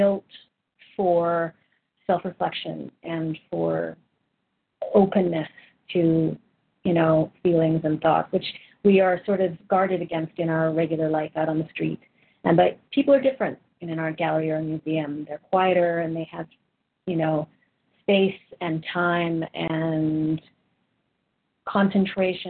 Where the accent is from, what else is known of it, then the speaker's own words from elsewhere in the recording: Vancouver, British Columbia, Canada; moved away as an adult; also born or lived in Kenosha, Wisconsin / Los Angeles; now in Toronto, Canada; I'm originally from Vancouver. I lived there for most of my life